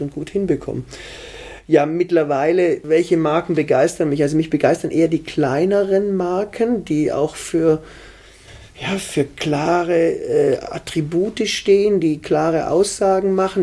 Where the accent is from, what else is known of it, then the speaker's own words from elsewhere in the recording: Germany; Ich bin am Bodensee aufgewachsen.